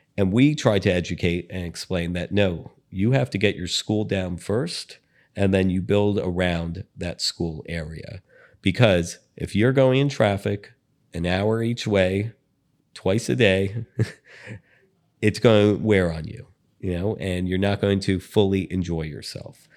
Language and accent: English; Bay Harbor Islands, Florida, United States; Amber and I both grew up in South Florida.